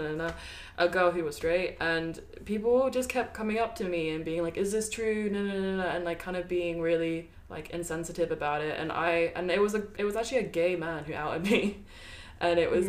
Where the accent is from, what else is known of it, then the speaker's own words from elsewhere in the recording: Brighton, South East England, United Kingdom; I've I've grown up in Brighton for what? How many years? Like ten years or plus